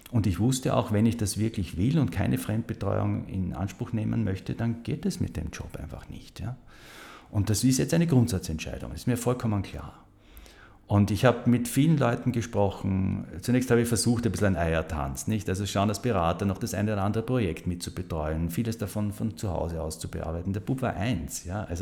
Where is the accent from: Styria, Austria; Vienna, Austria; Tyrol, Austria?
Styria, Austria; Graz; Bin ja gebürtiger Grazer, also ich kannte ja die Stadt gut